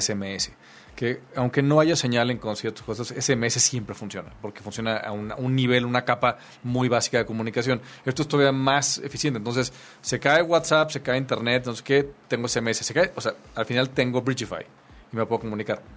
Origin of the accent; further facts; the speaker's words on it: Mexico City, Mexico; los chilangos